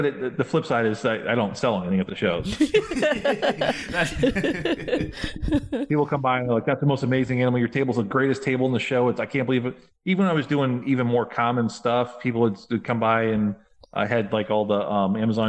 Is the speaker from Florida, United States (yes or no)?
yes; Florida, United States; moved away; also born or lived in New England / Chicago; I grew up down here in Florida